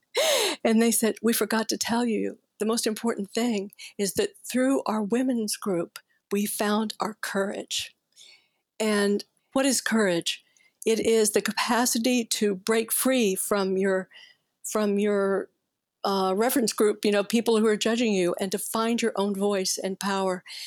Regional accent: Fort Worth, Texas, United States; I grew up in Cowtown and I could almost smell the stockyards from where I lived, right? It was Fort Worth, Texas.

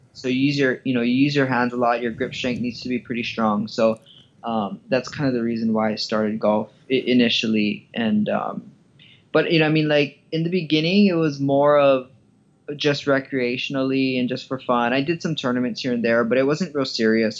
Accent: Hawaii, United States; moved away; I grew up in Hawaii, and uh, my childhood was pretty, pretty normal

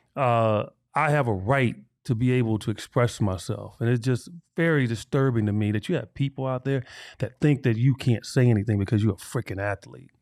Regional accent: Chicago, Illinois, United States; me growing up in Chicago

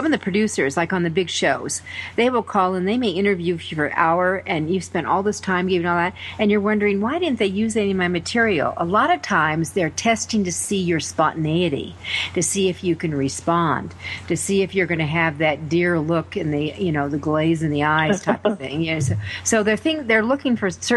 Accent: Denver, Colorado, United States; my hometown of Denver

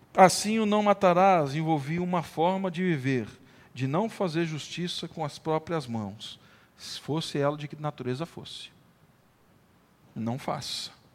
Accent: Brazil; lá da boa e velha região da Vila Cristina, onde eu cresci, nasci

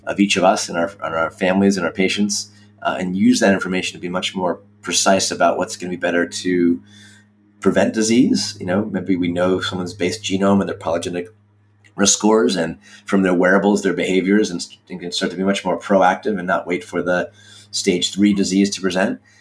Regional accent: Washington, District of Columbia, United States; moved away as an adult; also born or lived in Providence, Rhode Island / Stanford, California; I grew up in the Washington, D.C. area

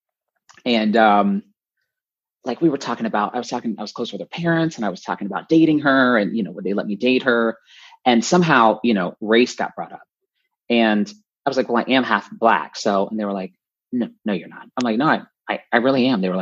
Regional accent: North Central Florida, United States; I grew up in North Central Florida, pretty conservative

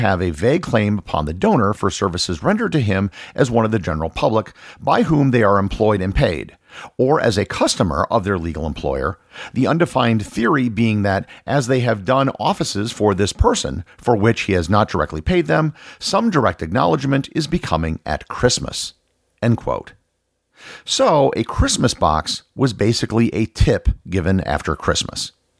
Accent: United States; Growing up as an American, Boxing Day just wasn't a thing.

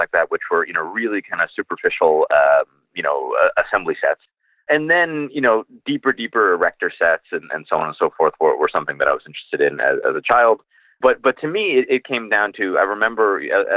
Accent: Rochester, New York, United States; I grew up in Rochester, so Syracuse is kind of right down the road

